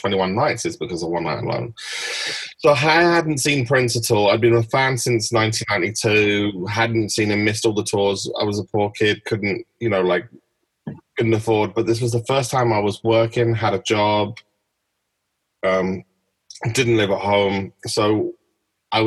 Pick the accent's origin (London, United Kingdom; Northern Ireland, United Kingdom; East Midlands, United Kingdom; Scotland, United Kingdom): London, United Kingdom; I was from London, and I lived in Hackney